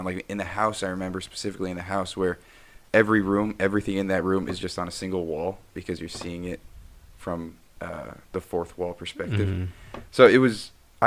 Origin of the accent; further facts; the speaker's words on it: Jordan; I grew up in Jordan.